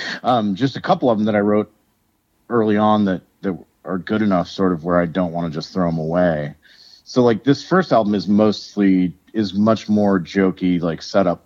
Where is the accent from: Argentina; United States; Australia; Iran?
United States; Lafayette; now in Minneapolis, United States; And then I grew up in Lafayette.